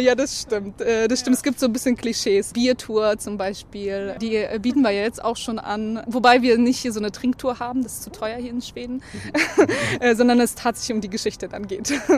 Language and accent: German; Berlin, Germany; moved away as an adult; now in Stockholm, Sweden; ich bin Berlinerin äh, und vor allen Dingen genieße ich hier die ganze Natur. Äh, ich kann mir nicht vorstellen, wieder zurück in diese volle, voll bebaute Stadt zu gehen, äh, wo ich eigentlich herkomme